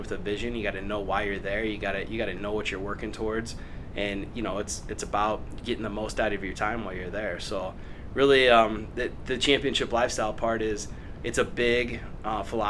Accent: Des Moines, Iowa, United States; I grew up in the Des Moines area and then went to high school at Johnston High School. So I'm from this area originally.

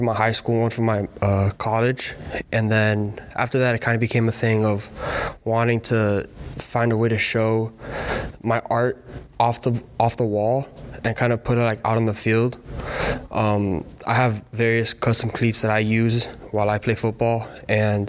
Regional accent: Miami, Florida, United States; moved away as an adult; Growing up, it's kind of been like a culture down in Miami

